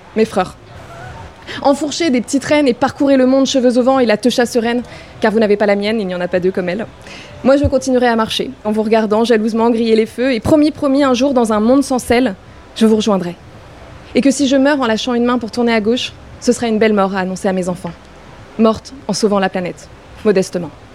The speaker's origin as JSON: {"language": "French", "town": "Paris", "region": "Île-de-France", "country": "France", "tie": "born or raised there", "said": "j'ai grandi à Paris, downtown"}